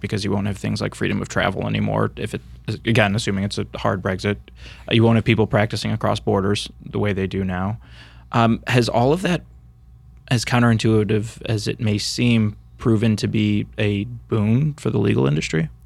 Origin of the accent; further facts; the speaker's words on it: United States; us on this side of the pond